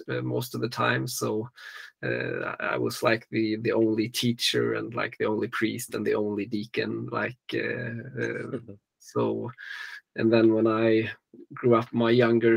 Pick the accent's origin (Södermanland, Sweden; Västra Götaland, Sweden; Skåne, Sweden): Västra Götaland, Sweden; Gothenburg; now in Stockholm, Sweden; I was born and raised in Sweden, on the West Coast, and so I was born in Gothenburg, and nowadays I live in the Stockholm area